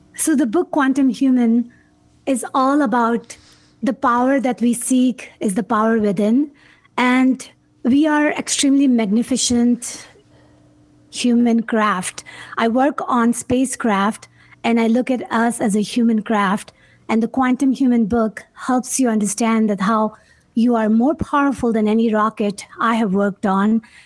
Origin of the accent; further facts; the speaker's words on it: Karachi, Sindh, Pakistan; moved away; coming from a third world country, growing up in Pakistan, not supposed to go to school